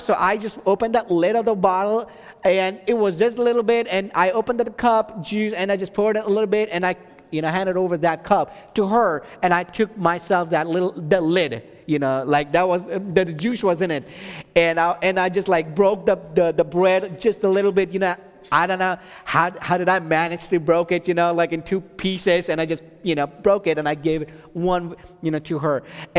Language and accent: English; Texas, United States; She's from North Carolina, and then I'm from Texas.